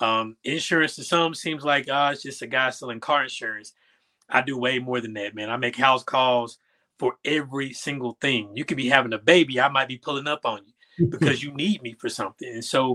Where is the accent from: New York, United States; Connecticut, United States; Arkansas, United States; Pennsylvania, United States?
Arkansas, United States; Little Rock; I was born in 86, so that era was a heavy crack epidemic era. So Little Rock was a rough and tumble place to grow up in.